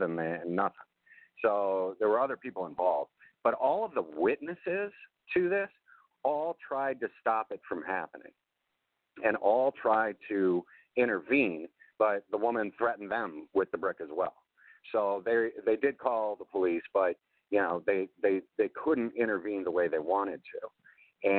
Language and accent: English; Chicago, Illinois, United States; also born or lived in Champaign, Illinois; I grew up in Chicago. And I had to, and yeah, I grew up in the burbs